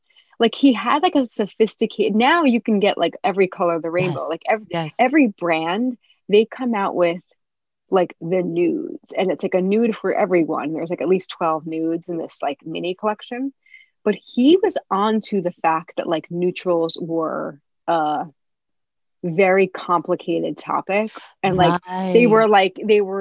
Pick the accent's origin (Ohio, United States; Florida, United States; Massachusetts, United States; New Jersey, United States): New Jersey, United States; I'm from New Jersey.